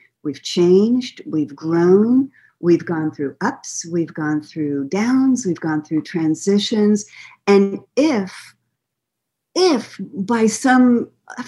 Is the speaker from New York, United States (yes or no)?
yes; New York, United States; moved away; I'm from New York